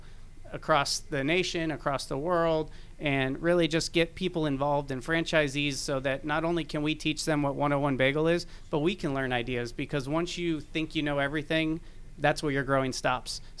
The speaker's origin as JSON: {"language": "English", "town": "Miami", "region": "Florida", "country": "United States", "tie": "born or raised there", "also_born_or_lived": "Georgia", "moved": "as an adult", "lives_now": "Atlanta, United States", "said": "I'm born and raised in Miami, Florida, 37 years. Opportunity came for me to move up to this beautiful state of Georgia"}